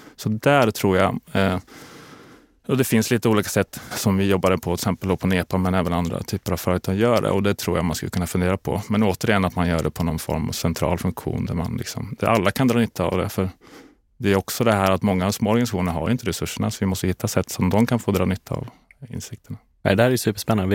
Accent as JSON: {"language": "Swedish", "town": "Linköping", "region": "Östergötland", "country": "Sweden", "tie": "born or raised there", "also_born_or_lived": "Kalmar", "moved": "as an adult", "lives_now": "Stockholm, Sweden", "said": "jag är från Linköping från början, eh, uppväxt på landet där utanför."}